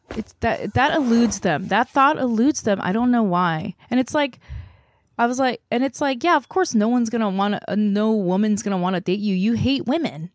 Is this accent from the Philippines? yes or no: no; South Korea; moved away as an adult; now in United States; I grew up in Korea, I was born there